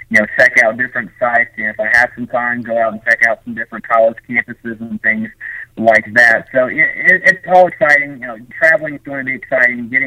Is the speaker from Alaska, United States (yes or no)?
no; Brazil, Indiana, United States; Northern Kentucky, I think, is about an hour away um, from my hometown in Brazil, so it'd be kind of be cool to go back home a little bit.